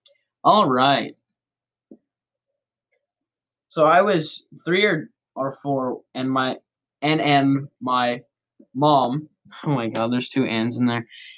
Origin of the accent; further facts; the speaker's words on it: Brazil; Again, I'm from Brazil